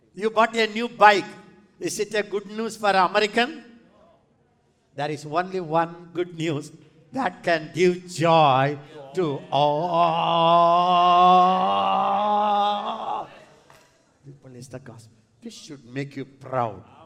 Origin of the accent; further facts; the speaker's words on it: India; I am from India